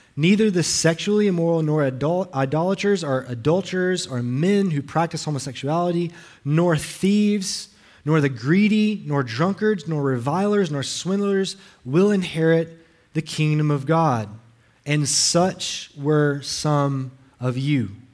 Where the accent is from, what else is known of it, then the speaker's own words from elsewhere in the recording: Alabama, United States; now in Hawaii, United States; I'm not local. I'm from Alabama. I talk funny